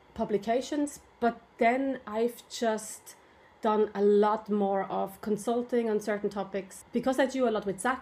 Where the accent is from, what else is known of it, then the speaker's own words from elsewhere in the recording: Switzerland; also born or lived in Ireland; now in Japan; I'm originally from Switzerland